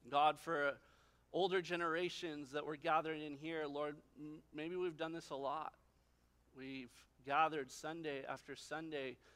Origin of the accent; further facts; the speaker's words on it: Santa Barbara, California, United States; I, I come from Santa Barbara, the, the, land of forest fires, and so no fireworks like that.